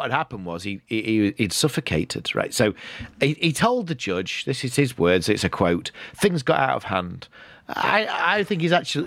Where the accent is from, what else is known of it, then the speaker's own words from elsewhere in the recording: United Kingdom; when I was growing up in British school